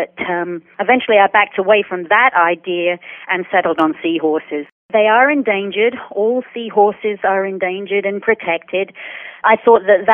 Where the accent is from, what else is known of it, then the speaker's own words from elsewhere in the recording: United Kingdom; moved away as an adult; now in Tampa, United States; I'm from the United Kingdom